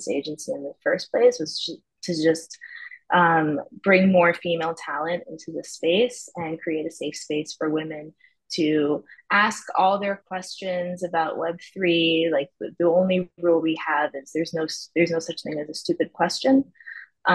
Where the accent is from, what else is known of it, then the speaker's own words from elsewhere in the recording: New York City, New York, United States; moved away as an adult; now in Tel Aviv, Israel; I'm originally from New York City. I've been living in Tel Aviv the last 4 years.